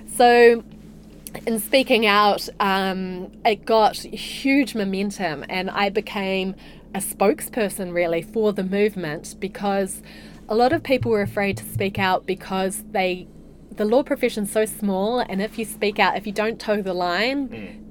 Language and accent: English; Hamilton, Waikato, New Zealand; also born or lived in Morrinsville / Dublin, Ireland / Singapore; now in Queenstown, New Zealand; I'm a Waikato girl originally. So I spent the first six years of my life on a dairy farm in Morrinsville. And then my family moved to Waikato and I went to school there.